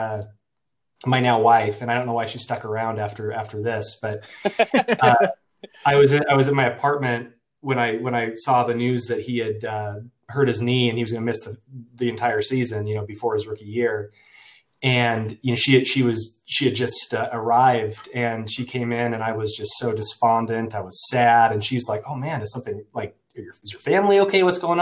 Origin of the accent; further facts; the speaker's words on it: Beaverton, Oregon, United States; moved away as an adult; also born or lived in Illinois / Kentucky; now in Northwest Arkansas, United States; I grew up in Portland, Oregon, just outside of Portland, actually, Beaverton, home of Nike